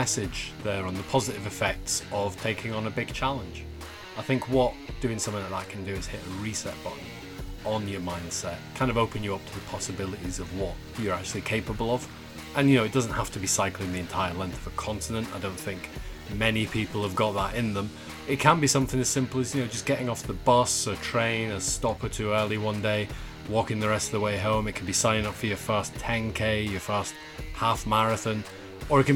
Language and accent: English; Scotland, United Kingdom; I grew up in Scotland